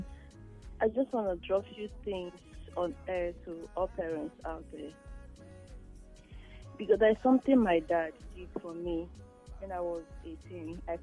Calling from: Italy; I'm calling from Italy.

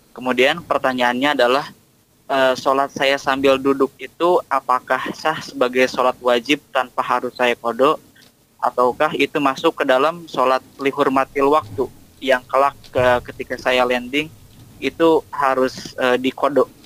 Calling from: Tangerang, Banten, Indonesia; Bu ya, saya dari Tangerang ingin bertanya.

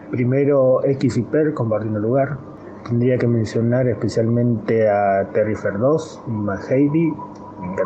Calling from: Tres Arroyos, Buenos Aires Province, Argentina; Hola, ¿cómo está la banda? … de Tres Arroyos, provincia de Buenos Aires

